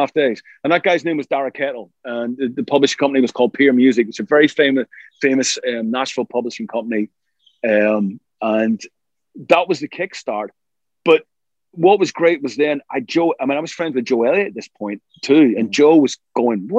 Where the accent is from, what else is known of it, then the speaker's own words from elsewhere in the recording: Ireland; We're both Irish